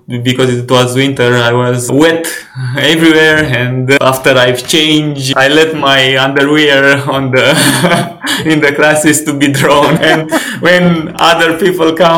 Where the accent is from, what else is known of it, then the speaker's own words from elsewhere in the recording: Ploiești, Prahova, Romania; I grew up in a small city, Ploiești, near Bucharest, 60 kilometers away